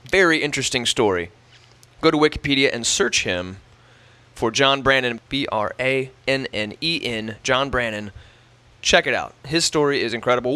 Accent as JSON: {"language": "English", "region": "Midwest", "country": "United States", "moved": "as an adult", "lives_now": "Charleston, United States", "said": "Trevor and I were are from uh, from the Midwest"}